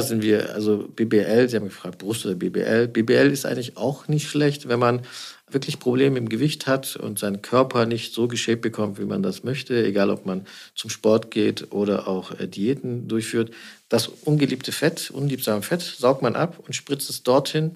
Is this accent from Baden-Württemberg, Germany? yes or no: yes; Stuttgart, Baden-Württemberg, Germany; now in Düsseldorf, Germany; ich bin ja kein Düsseldorfer, ich bin gebürtiger Schwabe. Mhm. Ich komme aus Stuttgart